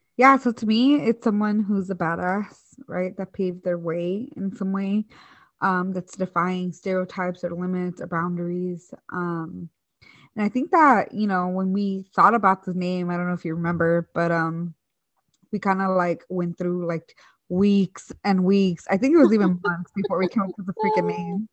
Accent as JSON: {"language": "English", "town": "Hayward", "region": "California", "country": "United States", "tie": "born or raised there", "also_born_or_lived": "Michoacán, Mexico", "said": "I grew up in the East Bay um, in this city or like town called Hayward"}